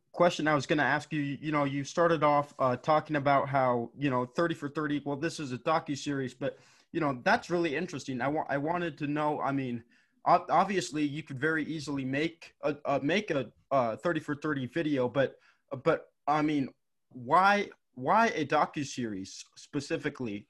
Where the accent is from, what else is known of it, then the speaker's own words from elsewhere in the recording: Gillette, Wyoming, United States; I'm from Wyoming, and, and our high school, or the high school in, in Gillette, Wyoming